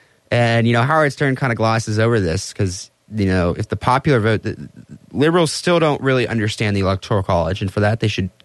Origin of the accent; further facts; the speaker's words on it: Austria; You know, I came from Austria.